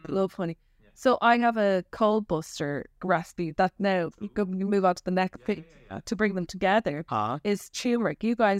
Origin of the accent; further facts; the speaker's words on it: Nepal; In India, where I grew up in Nepal, because on my childhood